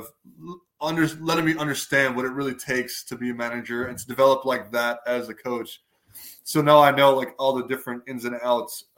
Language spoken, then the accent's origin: English; Chicago, Illinois, United States; I'm from Chicago